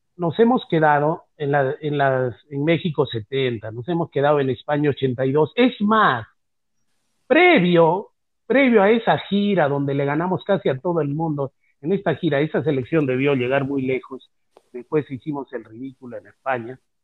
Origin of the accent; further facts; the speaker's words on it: Peru; somos cholos, que somos mestizos, que somos trinchudos, que no tenemos barba, que somos patarrajada, eso somos los, los peruanos